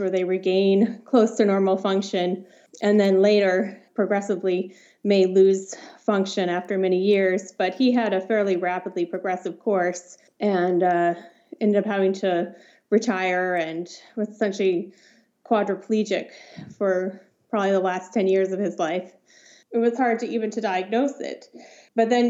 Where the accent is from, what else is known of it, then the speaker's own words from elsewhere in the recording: Los Alamos, New Mexico, United States; moved away; I grew up in Los Alamos, New Mexico